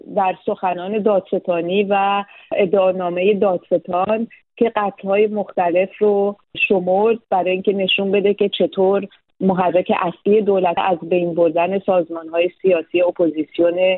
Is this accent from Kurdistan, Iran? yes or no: no; Tehran, Tehran Province, Iran; moved away as an adult; also born or lived in Paris, France; من متولد تهران هستم